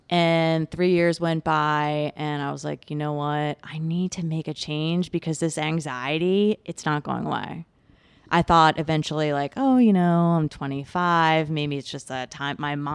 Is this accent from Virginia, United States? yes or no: no; New York, United States; I grew up on Long Island.